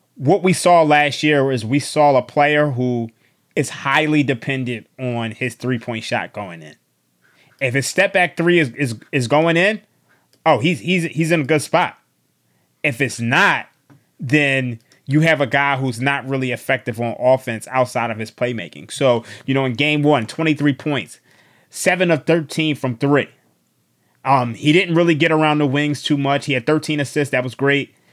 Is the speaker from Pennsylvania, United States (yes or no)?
yes; Philadelphia, Pennsylvania, United States; I was born and raised in Philadelphia